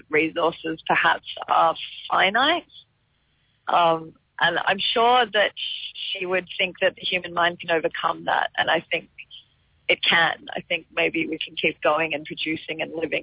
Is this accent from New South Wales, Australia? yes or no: yes; Byron Bay, New South Wales, Australia; I grew up in Byron Bay, which is like a hippie town